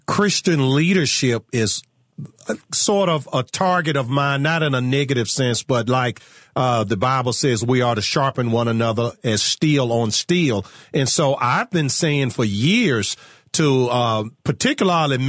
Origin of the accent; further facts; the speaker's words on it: Virginia, United States; my home state of Virginia